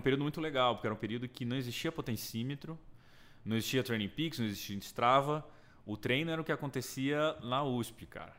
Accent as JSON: {"language": "Portuguese", "town": "Brasília", "region": "Federal District", "country": "Brazil", "tie": "born or raised there", "moved": "as an adult", "lives_now": "São Paulo, Brazil", "said": "sou de Brasília, né? Nascido e criado"}